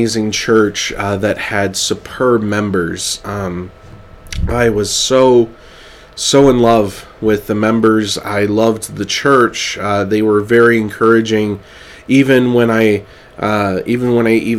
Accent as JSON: {"language": "English", "town": "Clovis", "region": "California", "country": "United States", "moved": "yes", "said": "I'm from Clovis, California, and right in the Central Valley"}